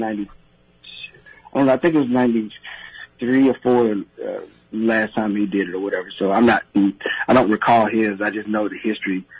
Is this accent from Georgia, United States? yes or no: yes; Georgia, United States; growing up in Georgia